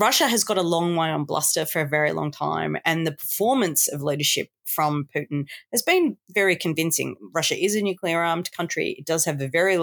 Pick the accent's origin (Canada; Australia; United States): Australia